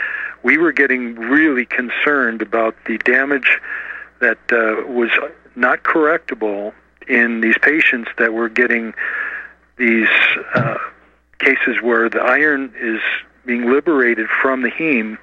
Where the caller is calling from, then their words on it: Colorado, United States; Hi, I'm in Colorado.